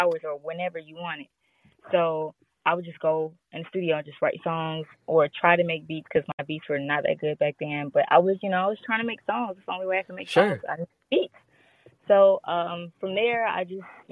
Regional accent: Gary, Indiana, United States; moved away as an adult; now in Phoenix, United States; I'm from Gary, Indiana, but 2 years ago I moved to Phoenix

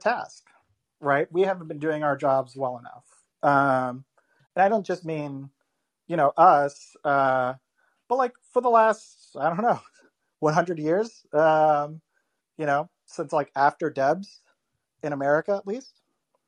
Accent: Florida, United States; I grew up in Florida

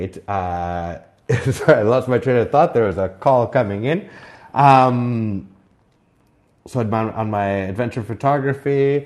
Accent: Whistler, British Columbia, Canada; in my hometown of Whistler

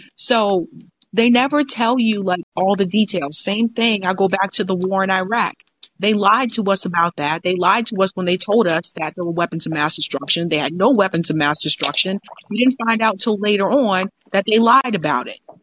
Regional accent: United States; I was born in America

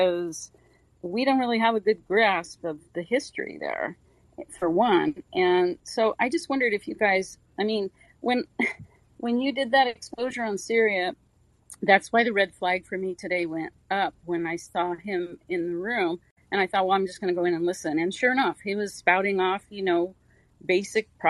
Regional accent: United States; as an American

